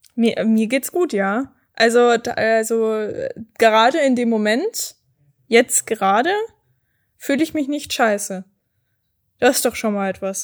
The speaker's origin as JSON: {"language": "German", "town": "Erding", "region": "Bavaria", "country": "Germany", "tie": "born or raised there", "said": "bei mir in der Heimatstadt in Erding"}